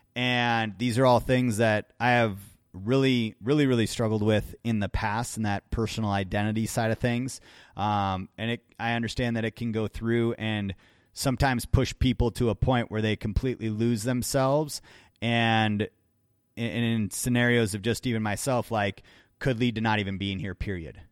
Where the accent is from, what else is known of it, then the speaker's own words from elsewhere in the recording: Wisconsin, United States; growing up in Wisconsin myself